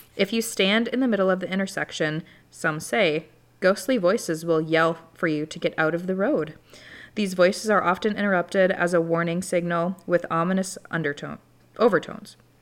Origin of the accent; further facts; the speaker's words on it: Wisconsin, United States; I'm from Wisconsin